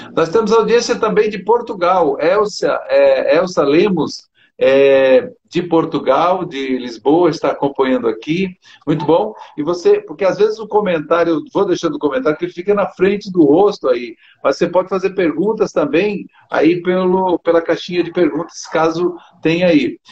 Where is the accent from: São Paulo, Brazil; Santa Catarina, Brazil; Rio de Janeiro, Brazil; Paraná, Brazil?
Santa Catarina, Brazil; Criciúma; Eu também sou catarinense, eu sou catarinense de, de Criciúma